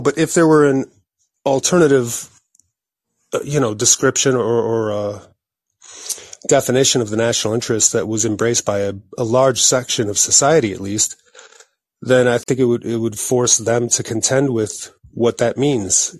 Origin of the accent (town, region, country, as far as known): United States